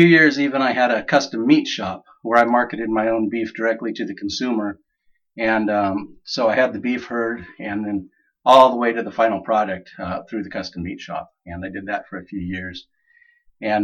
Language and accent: English; Washington, United States; now in Haworth, Oklahoma, United States; I was actually born and raised mostly in Washington State.